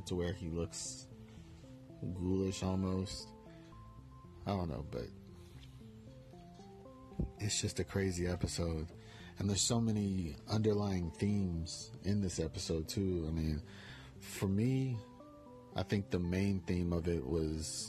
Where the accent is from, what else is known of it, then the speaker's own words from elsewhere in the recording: Bonner Springs, Kansas, United States; moved away; my hometown of Bonner Springs, Kansas